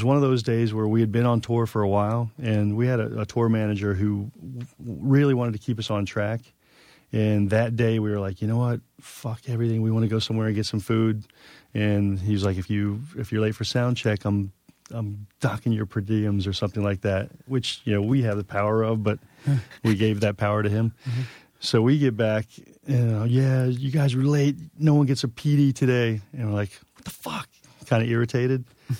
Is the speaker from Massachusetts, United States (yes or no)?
no; New York, United States; Because as a New Yorker, you put like 50 layers up.